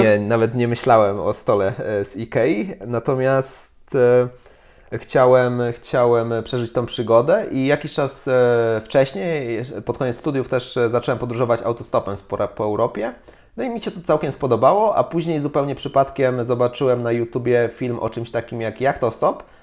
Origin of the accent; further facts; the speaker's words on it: Poland; jestem z Polski